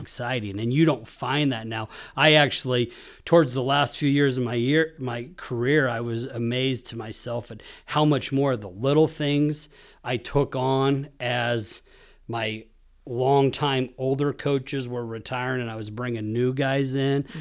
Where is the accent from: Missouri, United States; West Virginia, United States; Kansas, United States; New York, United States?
Kansas, United States; Hays; moved away as an adult; also born or lived in McCook, Nebraska; I grew up in Kansas, Hayes, Kansas